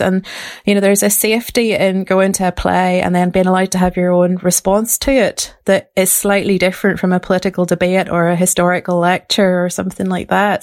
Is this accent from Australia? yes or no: no; Ballymena, Northern Ireland, United Kingdom; grew up in Ballymena, um, in a Protestant girls' grammar school